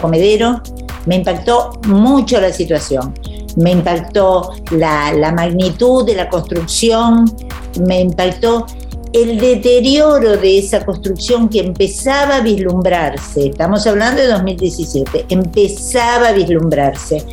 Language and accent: Spanish; Lomas de Zamora, Buenos Aires Province, Argentina; somos los dos somos de Lomas de Zamora